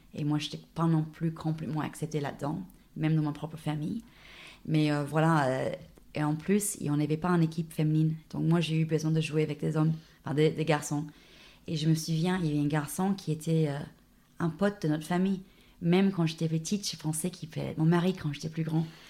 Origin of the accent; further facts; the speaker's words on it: Dubbo, New South Wales, Australia; French is a second language; moved away as an adult; also born or lived in France / Sydney, Australia / Rennes, France; now in Clermont-Ferrand, France; c'était où j'ai grandi. Donc moi, je viens de la Bouche. Je ne suis pas du tout une euh, un, ville de, un fille des grandes villes. Je viens de Dubbo.